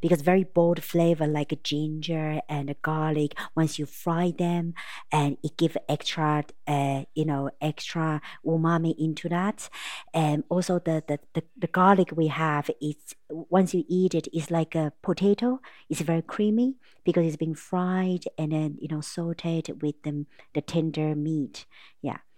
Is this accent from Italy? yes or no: no; Taipei, Taiwan; moved away as an adult; now in Sligo, Ireland; I'm from Taipei, Taiwan